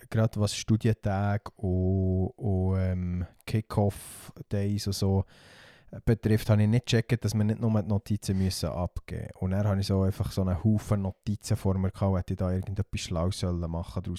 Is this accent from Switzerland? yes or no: yes; Simmental, Bern, Switzerland; accent: Simmentaler Dialekt; in meinem Simmentaler Dialekt